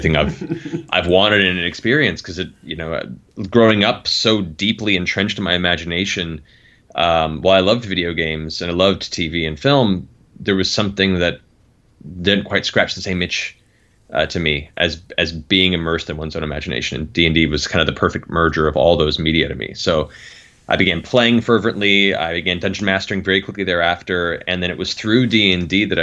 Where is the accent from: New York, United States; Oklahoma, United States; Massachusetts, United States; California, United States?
California, United States; Los Angeles; also born or lived in Palm Beach, Florida / Colorado; moved to Los Angeles thereafter, and I've lived here since then